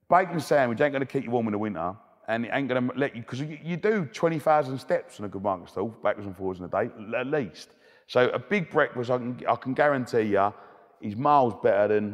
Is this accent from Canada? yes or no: no; Romford, London, United Kingdom; I love I love growing up in Romford, the best place in the world.